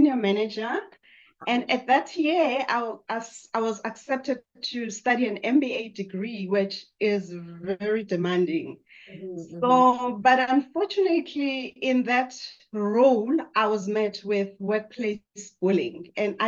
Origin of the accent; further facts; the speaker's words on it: South Africa; I grew up in South Africa